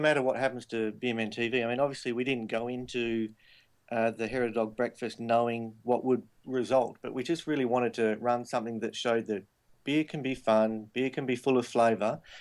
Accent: Perth, Western Australia, Australia; moved away as an adult; now in Sydney, Australia; my hometown of Perth and also now here in Sydney that I've been for 13 years

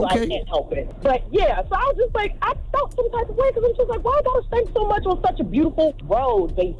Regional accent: Charleston, South Carolina, United States; I was born and raised in Charleston.

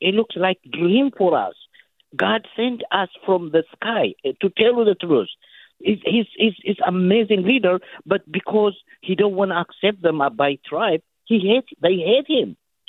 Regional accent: Ethiopia; moved away as an adult; now in San Jose, United States; I'm from Ethiopia. I live in the Bay Area almost 20-some years.

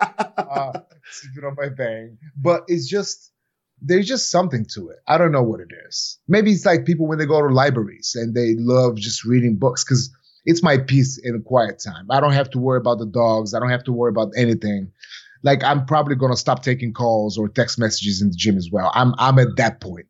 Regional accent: Bulgaria; moved away; my whole entire life growing up in Bulgaria

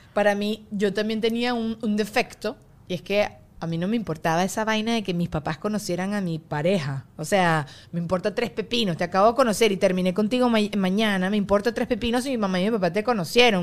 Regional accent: Venezuela; now in United States; yo siendo venezolana

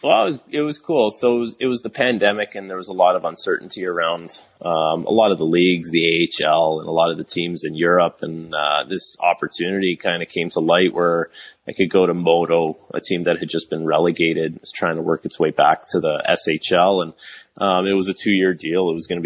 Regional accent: Toronto, Ontario, Canada; playing in my hometown city

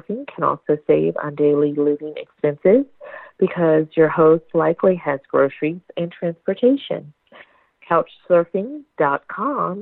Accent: the South, United States; I'm a Southern Belle. I'm from the South

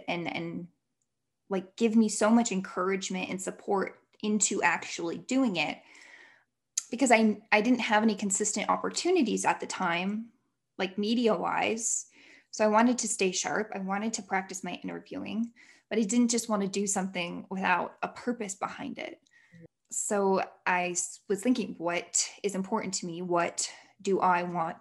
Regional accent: Illinois, United States; moved away as an adult; also born or lived in Indiana / Utah; I moved back home. I'm from Illinois. I moved back home for a whole year

